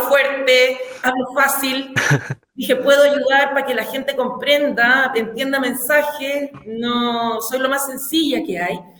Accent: Hualpén, Biobío, Chile; also born or lived in Santiago / Concepción; yo soy de Huarpén, nací y criada

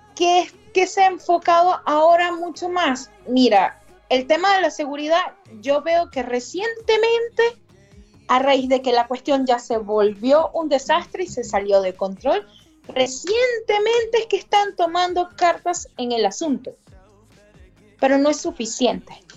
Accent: Venezuela; moved away as an adult; now in Chile; como constitucionalista y como migrante venezolana

